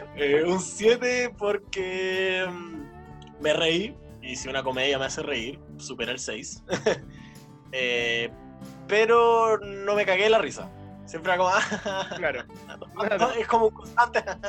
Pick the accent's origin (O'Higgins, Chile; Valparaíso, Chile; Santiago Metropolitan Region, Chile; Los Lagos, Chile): Valparaíso, Chile; Viña del Mar; nosotros somos de Viña en general